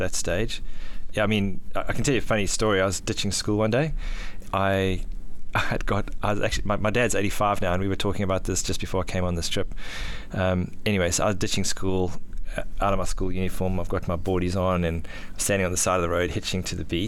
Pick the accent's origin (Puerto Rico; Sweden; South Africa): South Africa; also born or lived in Johannesburg, South Africa / Durban, South Africa; now in Gold Coast, Australia; I grew up in South Africa. I was actually born in Johannesburg, which is nowhere near the ocean. My dad got a job down in Durban